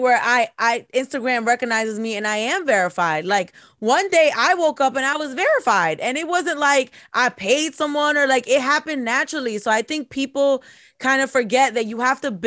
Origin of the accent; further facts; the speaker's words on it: New Jersey, United States; We're from Jersey